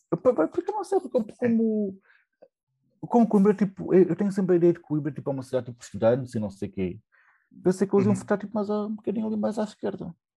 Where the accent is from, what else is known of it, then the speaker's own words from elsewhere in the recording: Portugal; now in Berlin, Germany; eu sou português